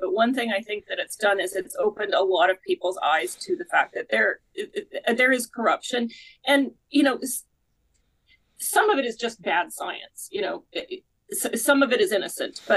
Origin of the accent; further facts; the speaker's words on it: Canada; I'm Canadian myself